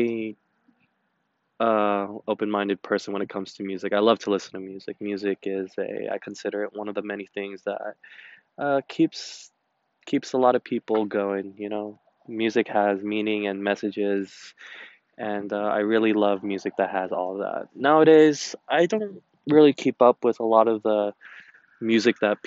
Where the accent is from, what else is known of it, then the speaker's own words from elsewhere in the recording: United States; I'm Asian American, but I am also Chinese and Filipino.